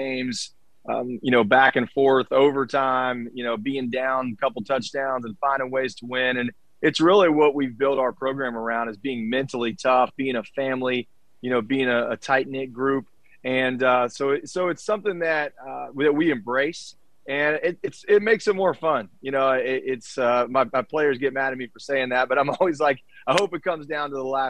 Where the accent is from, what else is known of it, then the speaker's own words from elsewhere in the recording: Charleston, West Virginia, United States; I'm from Charleston. I grew up here